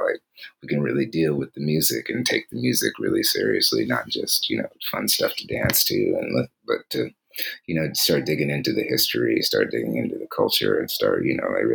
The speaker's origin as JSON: {"language": "English", "town": "Kansas City", "region": "Missouri", "country": "United States", "moved": "yes", "lives_now": "Honolulu, United States", "said": "I'm originally from Kansas City, Missouri"}